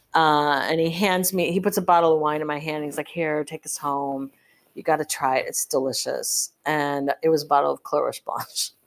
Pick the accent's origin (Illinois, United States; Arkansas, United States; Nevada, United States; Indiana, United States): Illinois, United States; Park Ridge; my hometown district in, it's Park Ridge, Illinois.